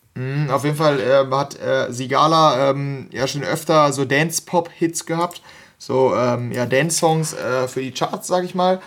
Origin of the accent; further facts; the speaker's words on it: North Rhine-Westphalia, Germany; ich, wir kommen hier aus NRW